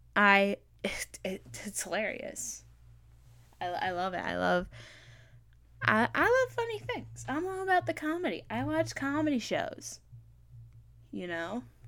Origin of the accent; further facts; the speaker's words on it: East Coast, United States; I'm from the East Coast